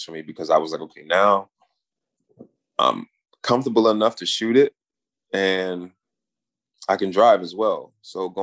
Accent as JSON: {"language": "English", "region": "New York", "country": "United States", "tie": "born or raised there", "also_born_or_lived": "Brooklyn", "said": "I'm from New York. I've been here, you know, all my life"}